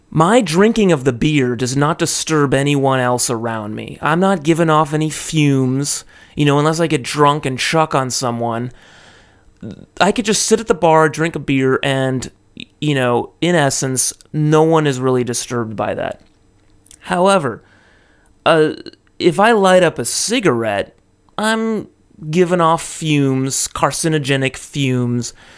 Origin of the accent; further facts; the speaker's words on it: California, United States; now in Japan; in the U S, my home state of California